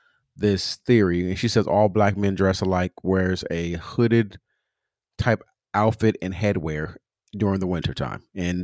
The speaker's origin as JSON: {"language": "English", "region": "California", "country": "United States", "said": "And I'm coming from Southern California."}